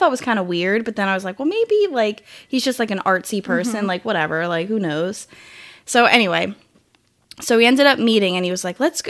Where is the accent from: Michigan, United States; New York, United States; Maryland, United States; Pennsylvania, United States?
Pennsylvania, United States; Philadelphia; moved away as an adult; I'm from the Philly area, and I moved down here to go to school